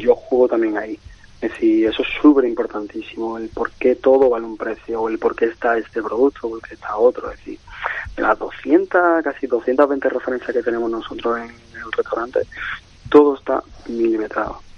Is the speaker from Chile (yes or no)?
no; Málaga, Andalusia, Spain; moved away; yo digo que soy andaluz malagueño